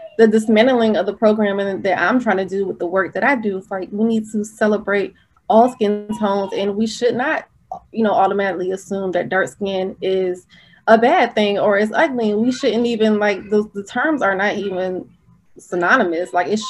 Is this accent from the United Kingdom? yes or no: no; Norfolk, Virginia, United States; I grew up in Norfolk.